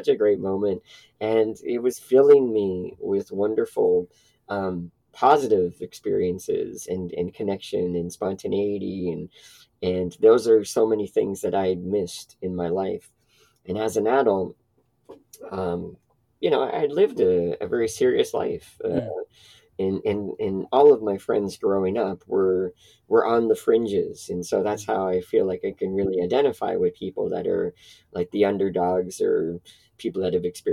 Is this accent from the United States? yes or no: no; Toronto, Ontario, Canada; born or raised there